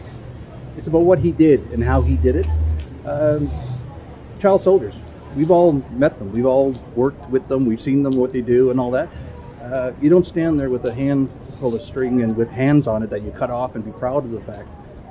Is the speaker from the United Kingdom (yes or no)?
no; Germany; I served in Syria, I served in Bosnia, and I'm from Germany.